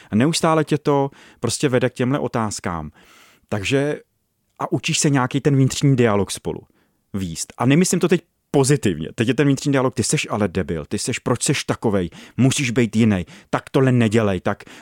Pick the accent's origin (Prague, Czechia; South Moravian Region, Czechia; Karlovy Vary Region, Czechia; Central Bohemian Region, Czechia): Karlovy Vary Region, Czechia; Ostrov nad Ohří; V Ostrově nad Ohří.